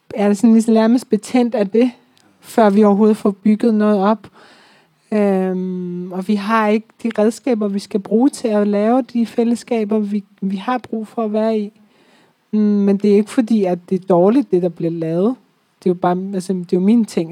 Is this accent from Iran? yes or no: yes; Iran; now in Denmark; Jeg er født og, født og vokset op i Iran